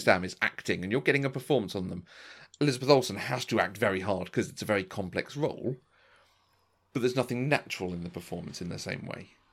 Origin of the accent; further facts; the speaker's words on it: England, United Kingdom; this is just part of being English